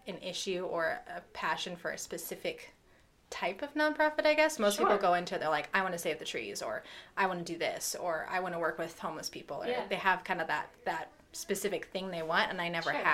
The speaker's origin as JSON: {"language": "English", "town": "Loveland", "region": "Colorado", "country": "United States", "tie": "born or raised there", "said": "I grew up in Loveland, just down the road."}